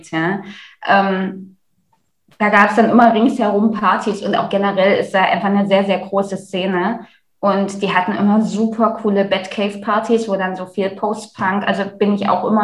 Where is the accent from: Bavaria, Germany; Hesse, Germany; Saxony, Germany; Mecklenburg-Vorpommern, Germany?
Saxony, Germany; Leipzig; wie eingangs erwähnt, ich komme halt aus Leipzig.